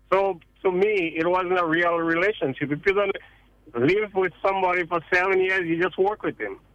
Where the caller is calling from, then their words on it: Seattle, Washington, United States; Hi. Good afternoon. I'm calling from Seattle, Washington.